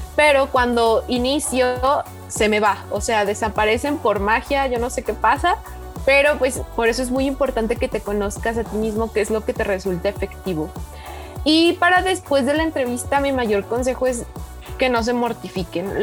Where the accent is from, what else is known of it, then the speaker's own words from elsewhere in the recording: Oaxaca, Mexico; moved away as an adult; now in Puebla, Mexico; Soy de Oaxaca, pero estoy estudiando en Tecmilenio Campus Puebla